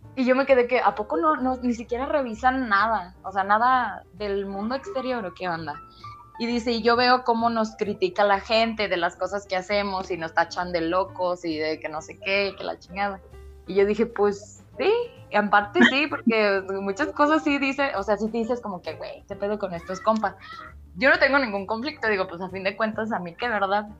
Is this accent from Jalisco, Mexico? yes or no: yes; San Juan de los Lagos, Jalisco, Mexico; el lugar de donde yo soy, o sea, de aquí de San Juan